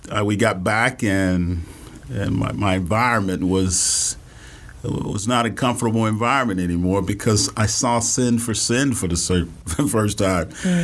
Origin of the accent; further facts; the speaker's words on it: Houston, Texas, United States; We grew up in Third Ward.